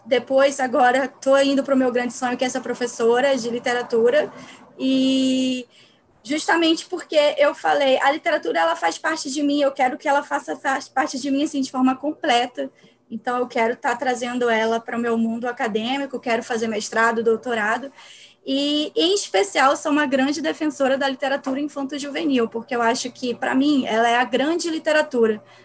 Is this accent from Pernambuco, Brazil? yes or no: yes; Pernambuco, Brazil; now in Rio de Janeiro, Brazil; Eu sou pernambucana, moro no Rio de Janeiro